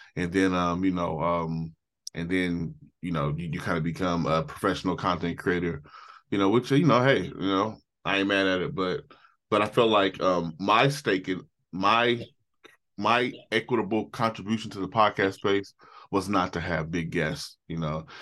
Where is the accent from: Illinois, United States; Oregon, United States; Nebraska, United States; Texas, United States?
Oregon, United States; Portland; I'm from Portland, Oregon.